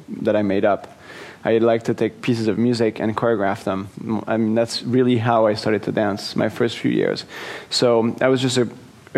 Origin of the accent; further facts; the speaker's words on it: France; moved away; also born or lived in Africa / New York / Los Angeles; I was born in France, but moved to Africa when I was 3 months old. And grew up there until I was 5.